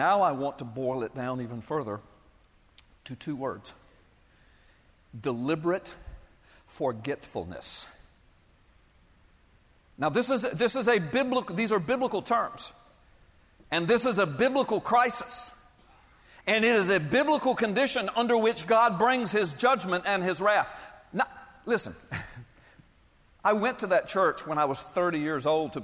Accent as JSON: {"language": "English", "country": "United States", "said": "I'm a Christian, I'm a citizen, I'm an American, I'm a taxpayer"}